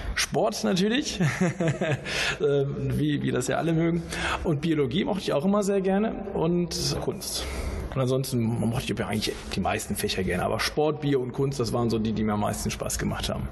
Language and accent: German; Bonn, North Rhine-Westphalia, Germany; Ich komme ja aus Bonn